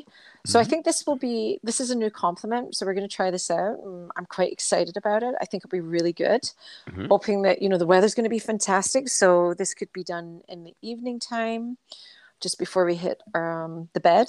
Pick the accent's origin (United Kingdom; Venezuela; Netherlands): United Kingdom; Scotland; accent: Scottish; my Scottish accent.